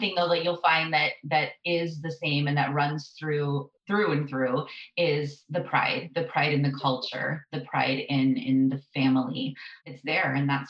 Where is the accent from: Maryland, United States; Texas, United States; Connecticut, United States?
Texas, United States; South; now in Kalamazoo, United States; the Spanish I know is Mexican Spanish or there's Spanglish that's mixed in there because I'm also, you know, I'm from South Texas.